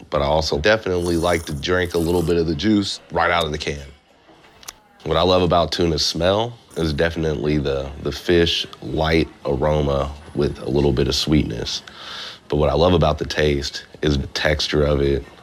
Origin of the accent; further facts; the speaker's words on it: Lawrence, Kansas, United States; I'm from Lawrence, Kansas, which is the middle of nowhere. It's farms and country stuff is very, very quiet.